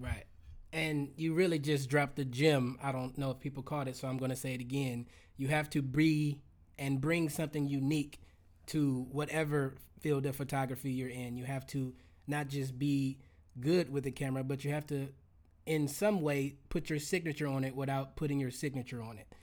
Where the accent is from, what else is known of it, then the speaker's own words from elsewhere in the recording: Los Angeles, California, United States; I'm from Los Angeles